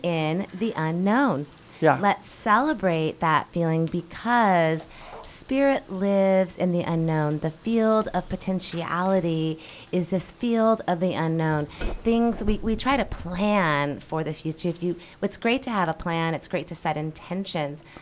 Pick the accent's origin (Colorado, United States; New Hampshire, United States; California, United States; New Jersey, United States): Colorado, United States; Denver; moved away as an adult; also born or lived in Seattle, Washington / Mexico; now in Hawaii, United States; I'm originally from Denver, Colorado. Grew up there.